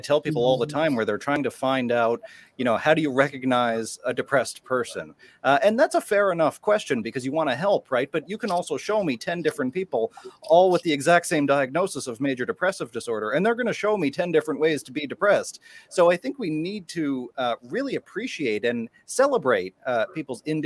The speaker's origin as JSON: {"language": "English", "area": "a small town on the east coast of Canada", "region": "Atlantic Canada", "country": "Canada", "tie": "born or raised there", "said": "my hometown, a small town on the east coast of Canada"}